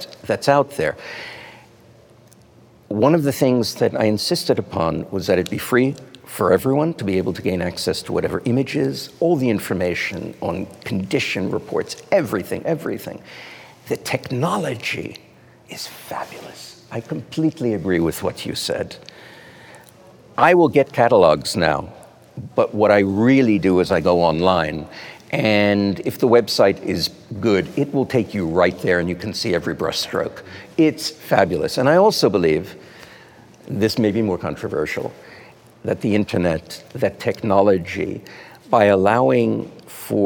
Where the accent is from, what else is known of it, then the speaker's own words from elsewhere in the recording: United States; as an American